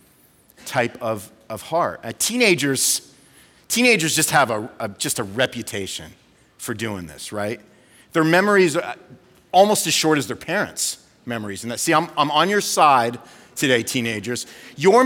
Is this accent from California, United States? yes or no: yes; California, United States; moved away as an adult; I was born and raised in California, lived there for 40 years